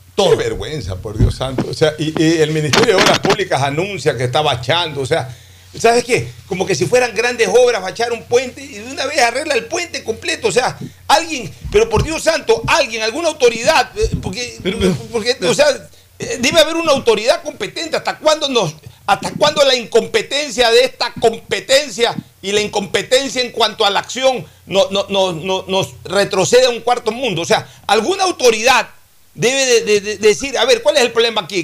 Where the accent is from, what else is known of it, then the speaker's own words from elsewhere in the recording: Guayaquil, Guayas, Ecuador; la ciudad de Guayaquil, en la misma maternidad que yo nací, en Enrique Sotomayor